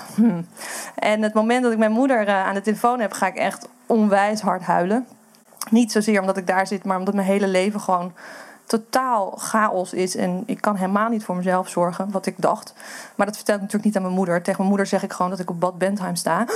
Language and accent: Dutch; Amsterdam, North Holland, Netherlands; moved away; ik kom uit Amsterdam